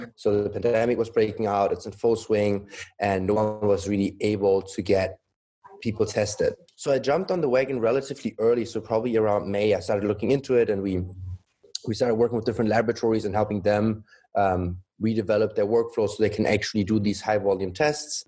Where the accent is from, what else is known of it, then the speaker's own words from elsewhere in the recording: Germany; moved away as an adult; also born or lived in Shanghai, China / Düsseldorf, Germany / Munich, Germany; now in Los Angeles, United States; I grew up in Germany, mainly Germany. Mother Chinese, my dad is German